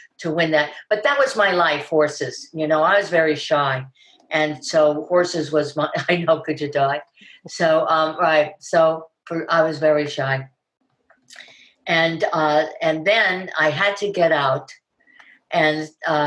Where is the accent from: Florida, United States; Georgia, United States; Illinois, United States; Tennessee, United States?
Florida, United States; Miami; born or raised there; accent: New York; also born or lived in Bronx, New York